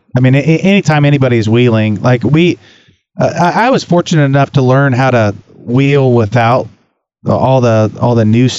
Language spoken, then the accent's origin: English; Desolation Wilderness, California, United States; I grew up in the Desolation Wilderness